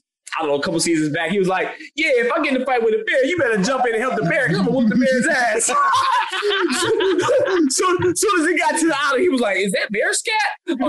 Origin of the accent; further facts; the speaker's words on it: Illinois/Missouri area, Midwest, United States; I'm from like basically Illinois, Missouri, that area.